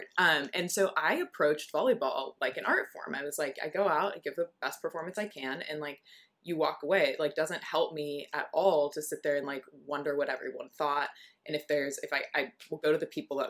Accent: Southern California, United States; moved away as an adult; I'm from Southern California

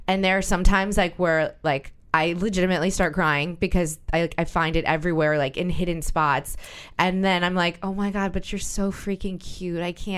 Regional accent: New Orleans, Louisiana, United States; now in New York, United States; You know I'm from New Orleans.

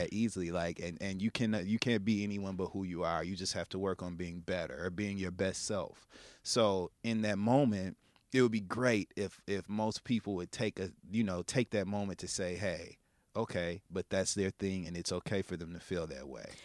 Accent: Midwest, United States; now in New York City, United States; I'm from the Midwest, and so being exposed here in New York

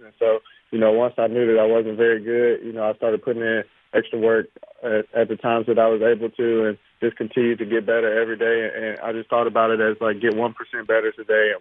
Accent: Mobile, Alabama, United States; me staying at South and being able to hopefully be the third person ever drafted from the school is something big for me. And, you know, of course, it's my hometown as well

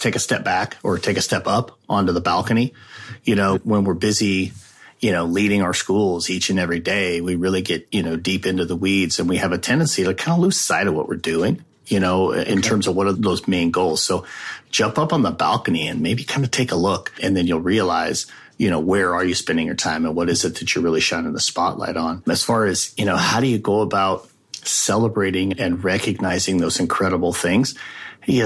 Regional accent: Wyoming, United States; moved away as an adult; also born or lived in Arizona; My home state is Wyoming

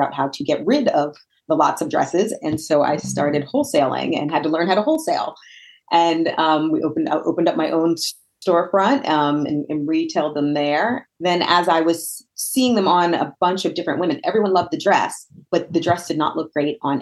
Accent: Northern New Jersey, United States; moved away as an adult; also born or lived in Virginia; now in Pittsburgh, United States; I am not born and raised in Pittsburgh. I'm actually from Northern New Jersey

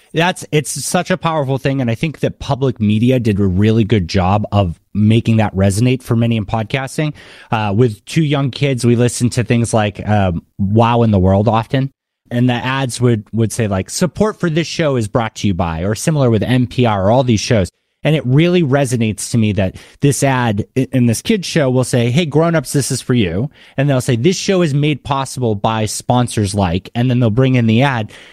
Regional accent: Massachusetts, United States; moved away; I grew up in Massachusetts

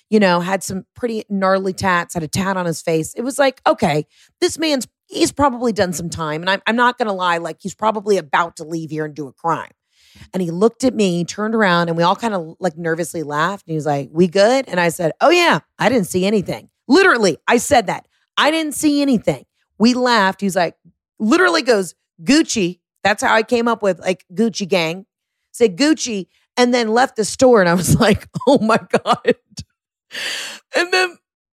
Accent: the South, United States; I'm from the South

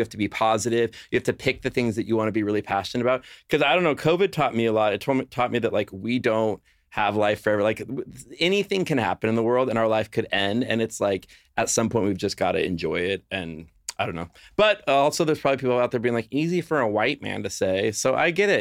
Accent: Los Angeles, California, United States; moved away as an adult; now in Nashville, United States; I grew up in Los Angeles my entire life.

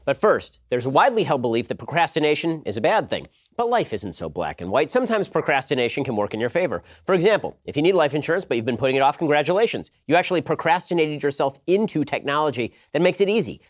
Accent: California, United States; I'm from California

